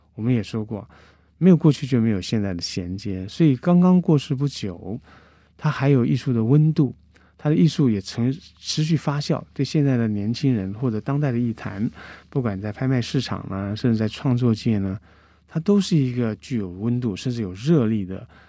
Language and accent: Chinese; Guangdong, China; 我是广东人，我在山谷里面跟他用广东腔对来对去